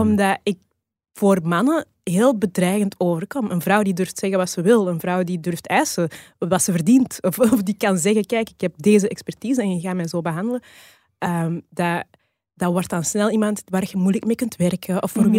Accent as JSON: {"language": "Dutch", "region": "Flanders", "country": "Belgium", "tie": "born or raised there", "also_born_or_lived": "Rwanda", "said": "in Rwanda geboren. Ik heb een Rwandeese biologische familie en ik ben hier opgegroeid. Ik heb, ehm, ehm, Belgische, Vlaamse, eh, adoptieouders"}